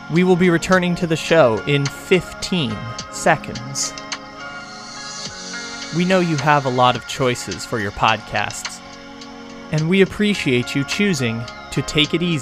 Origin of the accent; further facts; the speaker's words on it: San Diego, California, United States; I did see Anchorman just because you know I'm from San Diego, so like I'm obligated to know.